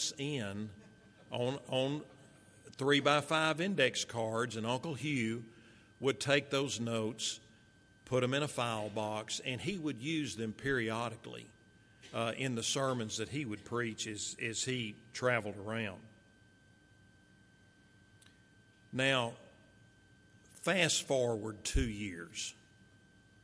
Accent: Marshall, Texas, United States; also born or lived in Fort Worth, Texas; So following my dad's death, my mother, my little brother, myself, we moved from Fort Worth to Marshall

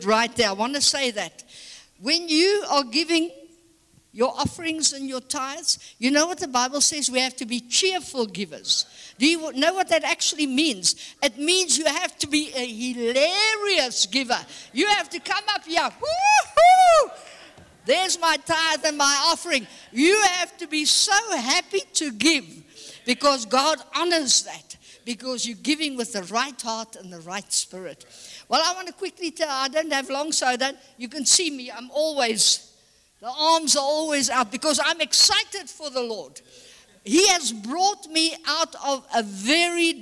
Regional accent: South Africa; I'm a born and bred South African

